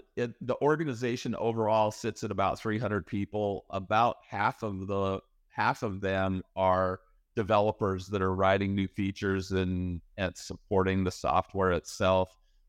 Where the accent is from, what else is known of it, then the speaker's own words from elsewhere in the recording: Idaho, United States; If you go back far enough, I was raised in Idaho, in the US. And aside from raising potatoes, growing potatoes, which is a real thing, by the way, there's not a lot going on. There was a nuclear waste storage facility near my hometown.